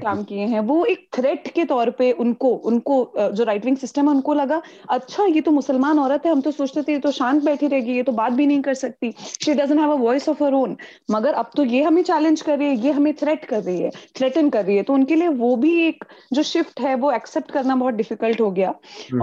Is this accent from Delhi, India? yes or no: yes; Delhi, India; मैं दिल्ली की रहने वाली हूँ मैं दिल्ली में वोट देती हूँ मैं दिल्ली के साउथ ईस्ट डिस्ट्रिक्ट की रहने वाली हूँ